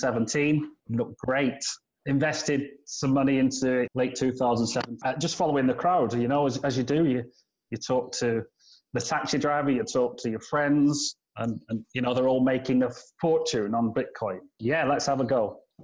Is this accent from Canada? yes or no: no; United Kingdom; now in China; as a Brit moving to China, it's obviously very exciting